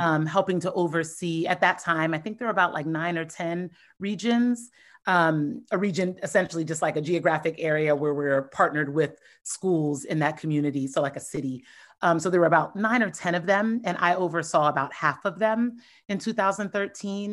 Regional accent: Columbus, Ohio, United States; moved away; born and raised in Columbus, Ohio

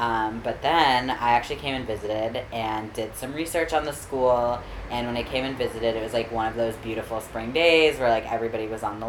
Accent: Maryland, United States; moved away as an adult; now in New York City, United States; But I left New York at about 2.5 and moved to Maryland, where I spent the next 16 years.

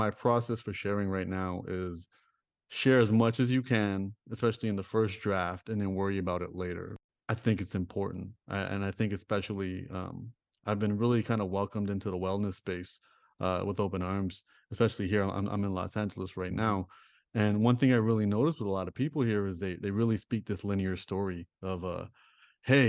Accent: Toronto, Ontario, Canada; I grew up in Toronto. I grew up in Rexdale.

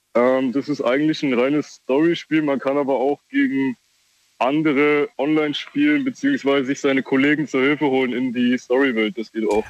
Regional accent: Kaiserslautern, Rhineland-Palatinate, Germany; ich komme aus Kaiserslautern, aktuell halt umgezogen im Dorf

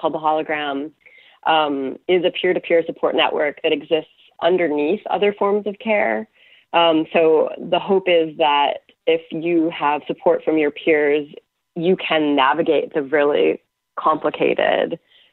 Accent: United States; now in Canada; I'm now living in Canada, though I'm American

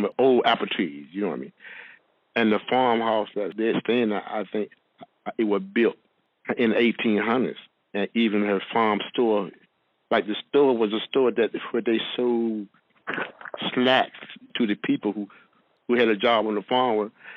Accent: Martin County, North Carolina, United States; I, am from um, Martin County. Uh, it is a small town of North Carolina

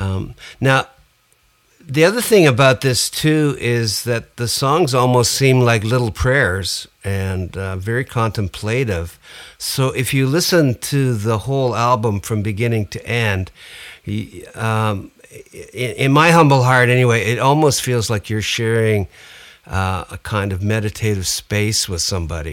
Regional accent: Canada; I'm Canadian

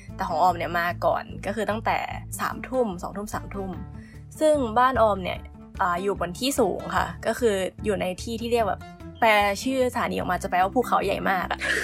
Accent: Chanthaburi, Thailand; moved away as an adult; now in Japan; บ้านอยู่จันทบุรี ที่น้ำท่วมทุกปี

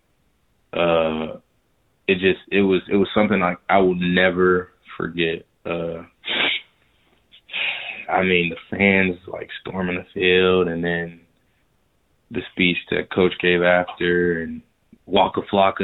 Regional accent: Riverdale, Georgia, United States; I'm from Riverdale too

